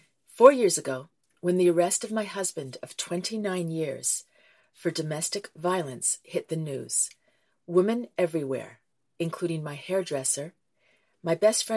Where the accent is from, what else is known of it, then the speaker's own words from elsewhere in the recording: Camden, Maine, United States; my hometown, Camden Maine